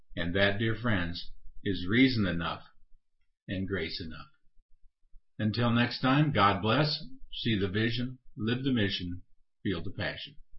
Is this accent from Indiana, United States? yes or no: no; Seward, Nebraska, United States; moved away; I grew up in Seward, Nebraska, where I attended a Lutheran grade school, a Lutheran high school, and a Lutheran college.